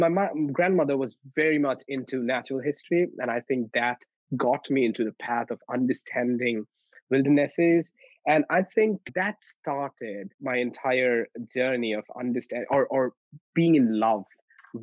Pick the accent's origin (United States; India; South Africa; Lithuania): India; West Bengal; I grew up in India. So I come from India, and I grew up in one of the northeastern states of India, which is West Bengal. And I grew up in the mountains at the foothills of the Himalayas.